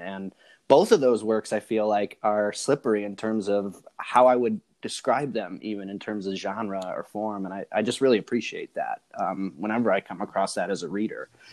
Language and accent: English; Chicago, Illinois, United States; I'm from the Chicago